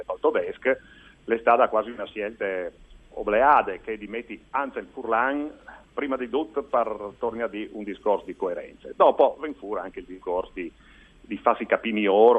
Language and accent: Italian; Gorizia, Friuli-Venezia Giulia, Italy; also born or lived in Udine; io sono di Gurizza